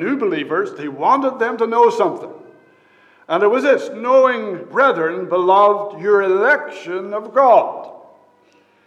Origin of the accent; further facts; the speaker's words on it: Fredericton, New Brunswick, Canada; I was born in Fredericton, New Brunswick, Canada, in 1959